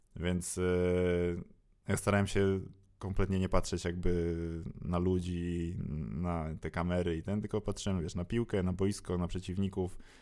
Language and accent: Polish; Warsaw, Masovian Voivodeship, Poland; jestem z Warszawy